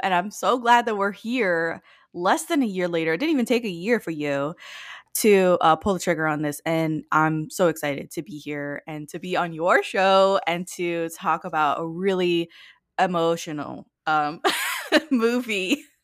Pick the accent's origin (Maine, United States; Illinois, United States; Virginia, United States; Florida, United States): Florida, United States; Miami; I live in Florida, and I grew up in Miami.